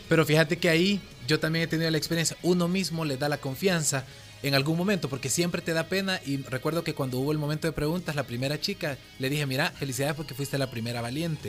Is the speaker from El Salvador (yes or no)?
yes; El Salvador; como salvadoreños